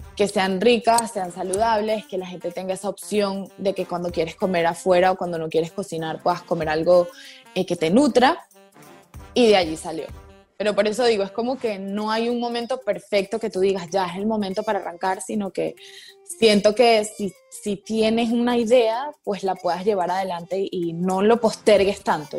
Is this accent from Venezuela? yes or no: yes; Caracas, Capital District, Venezuela; moved away as an adult; also born or lived in Santa Barbara, California / New York; now in Panama; yo soy de Venezuela, allá estudié la universidad